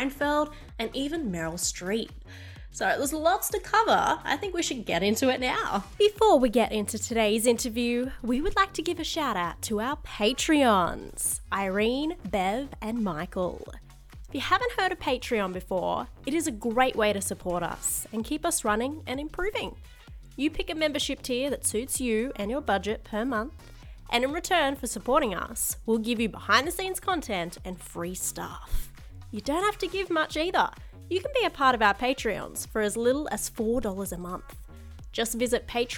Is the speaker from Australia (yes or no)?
yes; Australia